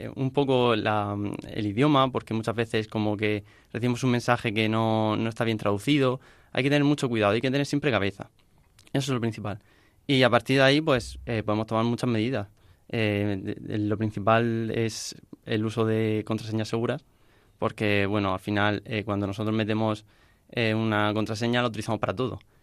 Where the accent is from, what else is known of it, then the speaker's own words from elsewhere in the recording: Murcia, Region of Murcia, Spain; vengo de Murcia